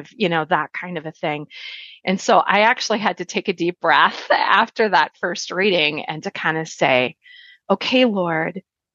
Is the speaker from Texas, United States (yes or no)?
no; Minnesota, United States; I'm mostly a Minnesotan. And so, in fact, where I grew up, if you have ever heard any of the Garrison Keillor dialogues about Lake Wobegon, I essentially grew up there. I met the Lord at a very early age in a Baptist congregation